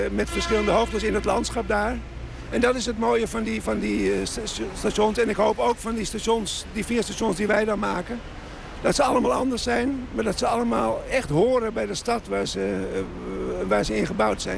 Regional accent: Amsterdam, North Holland, Netherlands; Ik ben in Amsterdam geboren

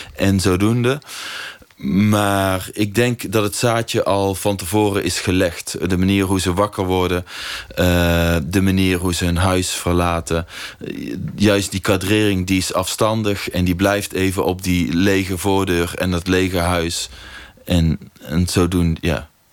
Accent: North Brabant, Netherlands; in het dorp waar ik ben opgegroeid

